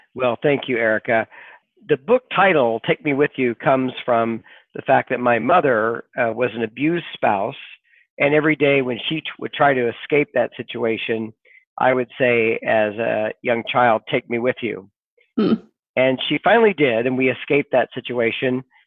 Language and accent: English; Sequim, Washington, United States; also born or lived in Kansas; I grew up in the Pacific Northwest